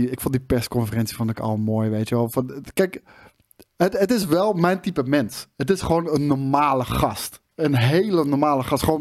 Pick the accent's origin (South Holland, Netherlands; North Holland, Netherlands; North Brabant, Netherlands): South Holland, Netherlands; The Hague; Ik kom uit Den Haag en eh, nou, dat is altijd haat en nijd natuurlijk